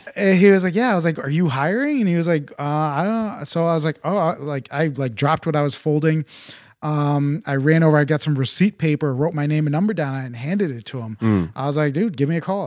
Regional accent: Farmington, Connecticut, United States; also born or lived in Tegucigalpa, Honduras; So I am a Connecticut native. I grew up in Farmington

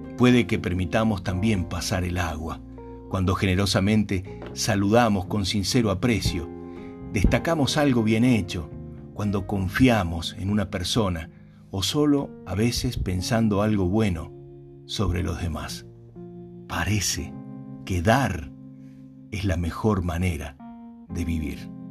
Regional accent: San Juan, Argentina; En el lugar donde yo nací faltaba el agua. Menos del 6% de la provincia era cultivable.

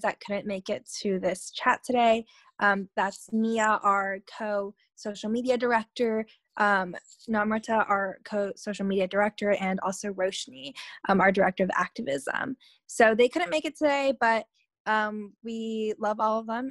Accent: Washington, United States; like Claire, I'm also from Washington State

